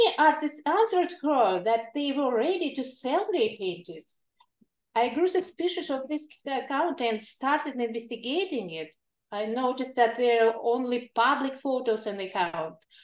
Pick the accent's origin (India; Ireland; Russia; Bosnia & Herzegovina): Russia; Kalmykia; now in California, United States; I was born and raised in Kalmykia, a region in the south of Russia.